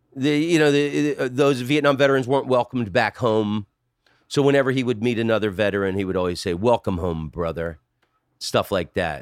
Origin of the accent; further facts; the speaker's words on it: Oviedo, Florida, United States; Oviedo was a small citrus farming village when I grew up there.